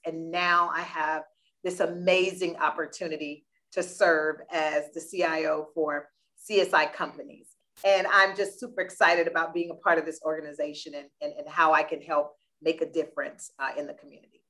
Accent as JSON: {"language": "English", "town": "Deerfield Beach", "region": "Florida", "country": "United States", "moved": "as an adult", "said": "I am originally from South Florida, little town called Deerfield Beach. Left home 1988, went to college"}